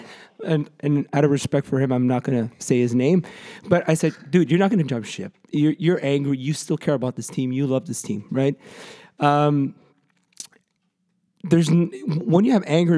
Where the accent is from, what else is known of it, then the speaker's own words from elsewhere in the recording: Montreal, Quebec, Canada; moved away as an adult; now in Toronto, Canada; I grew up in Montreal. I'm a Montrealer